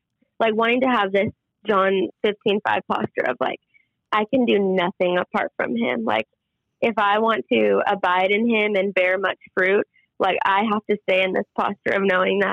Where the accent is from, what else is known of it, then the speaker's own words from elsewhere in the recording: Minnetonka, Minnesota, United States; moved away as an adult; also born or lived in Dallas, Texas; now in Waco, United States; I grew up obviously in Minnesota, right in the Minnetonka, Tianhassen area